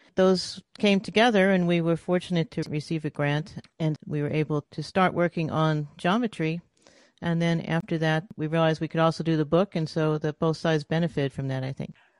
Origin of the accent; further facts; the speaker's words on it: New York City, New York, United States; moved away as an adult; also born or lived in Massachusetts; now in California, United States; I'm originally from New York City, then went up to, to M I T to go to school, and then out here to California